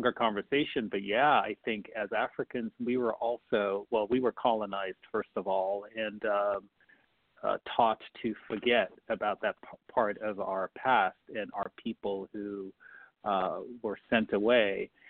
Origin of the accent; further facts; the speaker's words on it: Kumasi, Ashanti, Ghana; moved away as an adult; Grew up in Kumasi myself. I grew up in Kumasi and love being there. It's like this quiet-ish place that doesn't change a lot